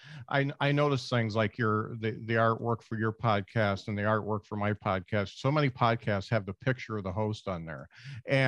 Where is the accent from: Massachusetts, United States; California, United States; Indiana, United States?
Indiana, United States; Northern; moved away; I'm from Northern Indiana, and one of my good friends there would put on shows